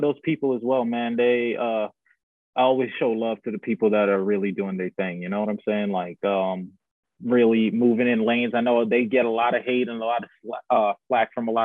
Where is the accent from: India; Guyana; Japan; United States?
Guyana; moved away; I grew up in Guyana, which is in South America